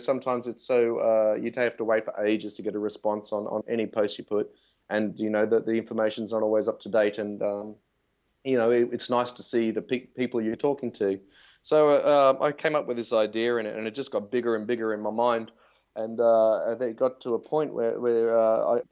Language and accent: English; Australia; I'm from Australia